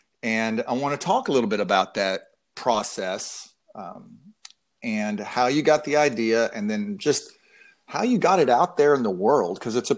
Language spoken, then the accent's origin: English; Denton, Texas, United States; also born or lived in Austin, Texas; my hometown of Denton, Texas.